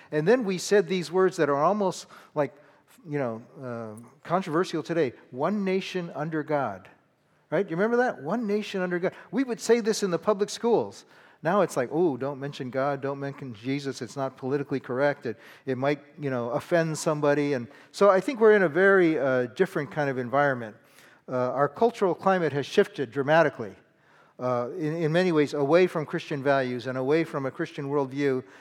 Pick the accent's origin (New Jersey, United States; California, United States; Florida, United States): California, United States; I grew up in California